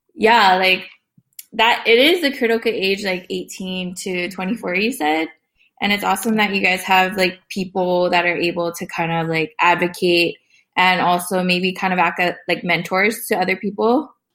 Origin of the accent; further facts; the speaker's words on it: Oahu, Hawaii, United States; now in Texas, United States; I come from Papua, Oahu, in the Hawaiian Kingdom. Um, I'm currently living in Texas